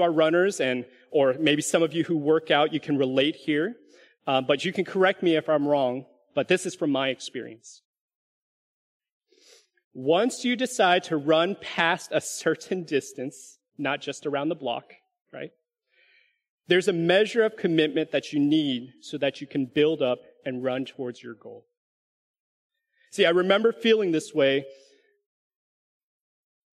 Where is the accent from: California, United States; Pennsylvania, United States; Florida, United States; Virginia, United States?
California, United States; also born or lived in Alabama; now in Dallas, United States; Some of you can share this sentiment as Californians, right? This was one of the comforts of home that I missed when I first moved away in 2006